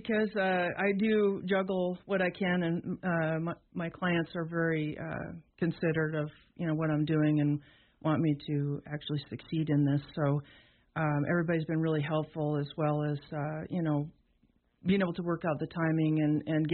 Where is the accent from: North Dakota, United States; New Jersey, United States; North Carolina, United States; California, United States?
North Dakota, United States; also born or lived in Portland, Oregon; now in Sheridan, United States; I am actually from North Dakota. I grew up there on a farm